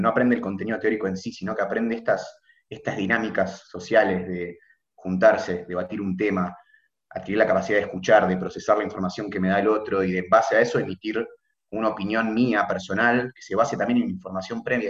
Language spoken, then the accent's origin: Spanish; Buenos Aires, Argentina; de Buenos Aires, tengo 21 años, estoy en tercer año de medicina en la UBA